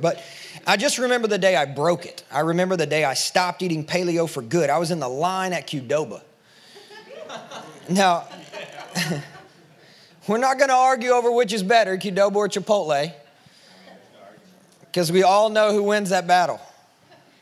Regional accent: Kentucky, United States; now in Nashville, United States; I'm from Kentucky.

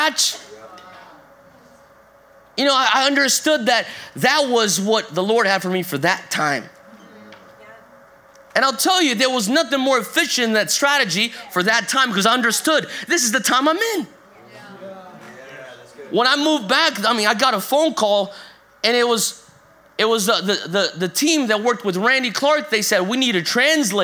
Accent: Brazil; moved away; also born or lived in North Carolina, United States; I moved from America back to Brazil, where I'm originally from Brazil, and spent a good chunk of my time here in America.

